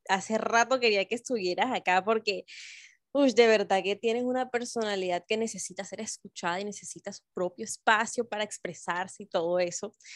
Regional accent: Barranquilla, Atlántico, Colombia; now in Bogotá, Colombia; porque las dos vivimos en Bogotá, pero somos de Barranquilla

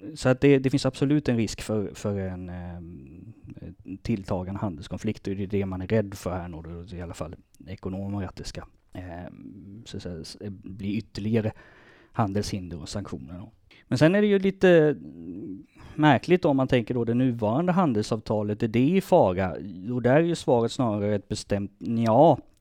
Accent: Småland, Sweden; moved away; also born or lived in Lund; jag är smålänning.

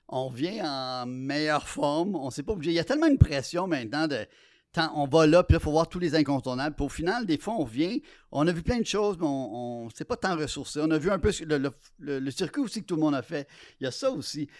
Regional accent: Quebec, Canada; Je suis québécois dans une euh, société euh, pluraliste

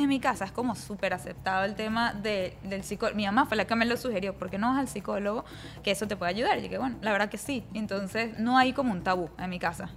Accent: Venezuela; moved away as an adult; also born or lived in New York; now in United States; venía de Venezuela

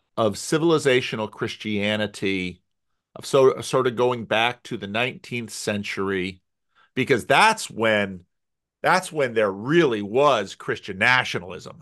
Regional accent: United States; for me as an American

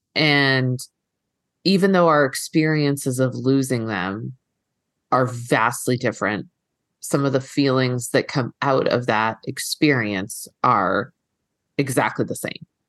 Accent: East Coast, United States; now in Los Angeles, United States; I'm here in, in L A now and I'm from, I'm from the East Coast

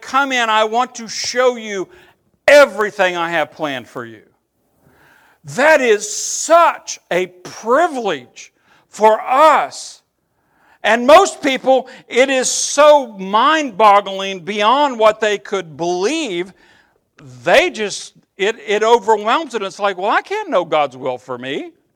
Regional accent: Eastern Kentucky, United States; I'm from Eastern Kentucky

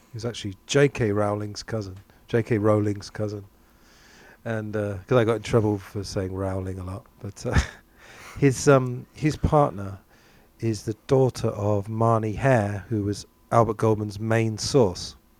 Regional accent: England, United Kingdom; growing up in England

